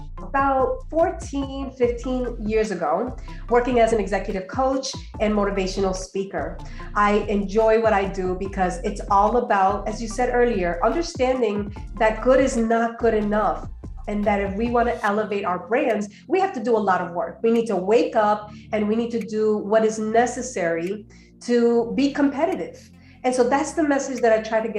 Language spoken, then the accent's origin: English; New Jersey, United States; moved away as an adult; also born or lived in Colombia; now in Georgia, United States; I grew up in New Jersey, more recently moved to Georgia with my family.